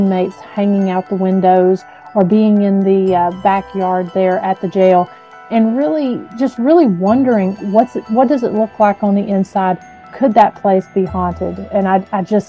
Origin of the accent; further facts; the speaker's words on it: Huntsville, Tennessee, United States; my hometown of Huntsville, Tennessee, and so I was familiar with that jail from early childhood.